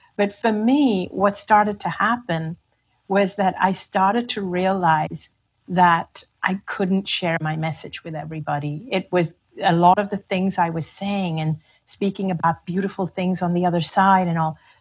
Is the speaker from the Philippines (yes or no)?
no; Hong Kong; also born or lived in India; I was from Hong Kong